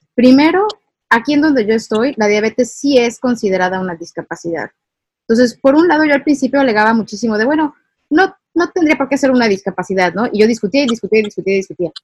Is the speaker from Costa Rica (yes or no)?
no; Mexico; nosotros como ciudadanos mexicanos